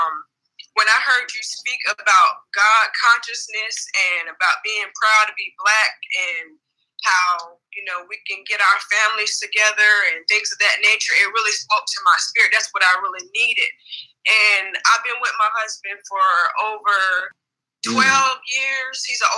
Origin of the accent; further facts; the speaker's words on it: Los Angeles, California, United States; now in Wilmington, United States; I'm originally from Los Angeles, California, but I reside in Wilmington, North Carolina.